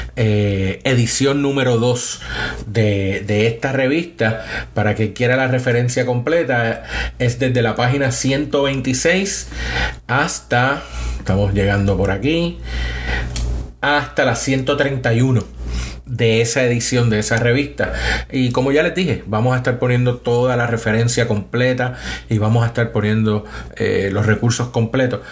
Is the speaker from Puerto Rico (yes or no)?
yes; San Juan, Puerto Rico; moved away as an adult; also born or lived in Boston, United States / Michigan, United States; now in Huntsville, United States; soy nacido y criado en Puerto Rico. Eh, me crié en una zona del área metropolitana de Puerto Rico de San Juan, en Río Piedras